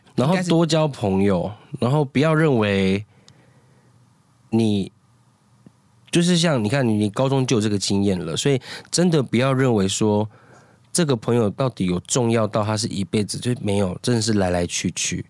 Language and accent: Chinese; Taiwan; 因为我们两个就是在部落长大